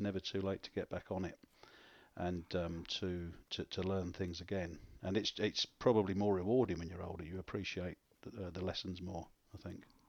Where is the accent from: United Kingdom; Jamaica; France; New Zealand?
United Kingdom; London; moved away as an adult; also born or lived in Orpington, Kent / Spain / Glasgow; now in Leeds, United Kingdom; I'm from, I'm from South East London, but I was actually born in, um, I was actually born in your native Kent